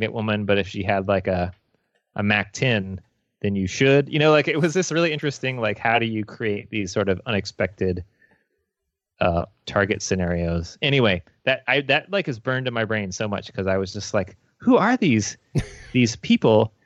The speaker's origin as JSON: {"language": "English", "region": "Midwest", "country": "United States", "said": "We're from the Midwest"}